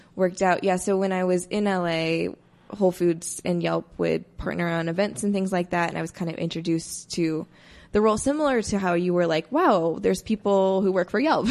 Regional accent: Indiana, United States; moved away as an adult; also born or lived in Iowa / Los Angeles; now in Denver, United States; I'm from the Midwest, originally from Indiana.

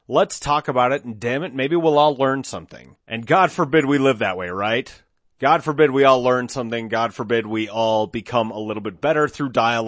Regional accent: Golden, Colorado, United States; now in Denver, United States; Well, I mean, I'm not technically a Denver native. I grew up in Golden, so, you know, I'm on the west side of town, but I live here now

